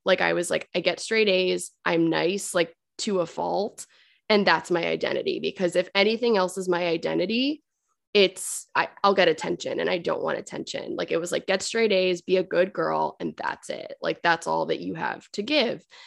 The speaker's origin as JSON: {"language": "English", "town": "Fairfield", "region": "Connecticut", "country": "United States", "tie": "born or raised there", "said": "I grew up in Fairfield, Connecticut"}